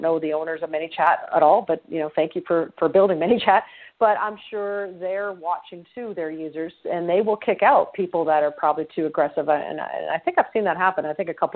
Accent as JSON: {"language": "English", "country": "Canada", "said": "I'm Canadian."}